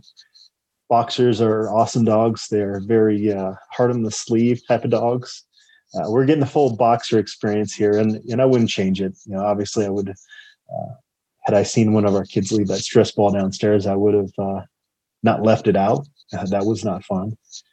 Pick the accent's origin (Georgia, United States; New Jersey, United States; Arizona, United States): Arizona, United States; Phoenix; now in Colorado, United States; I'm from Phoenix